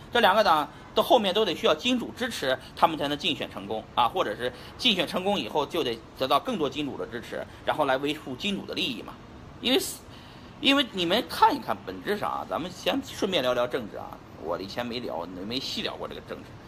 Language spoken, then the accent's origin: Chinese; China; 我们中国人大部分人还是认为自己很穷